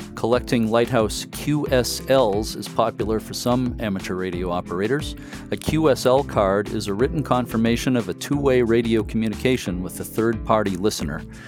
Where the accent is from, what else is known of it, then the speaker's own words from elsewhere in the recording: near Boston, Massachusetts, United States; now in New Hampshire, United States; growing up near Boston